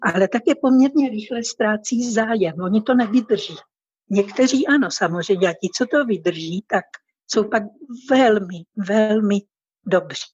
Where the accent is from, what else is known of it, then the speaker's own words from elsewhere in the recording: Bohumín, Moravian-Silesian Region, Czechia; moved away as an adult; also born or lived in Uherské Hradiště, South Moravia / Ostrava / Mexico City; now in Morelia, Mexico; původně jsem vlastně z Jižní Moravy, pač jsem se narodila v Uherském hradišti, mm-hmm. ale jako do školky, do školy a tak dále jsem už chodila v Novém Bohumíně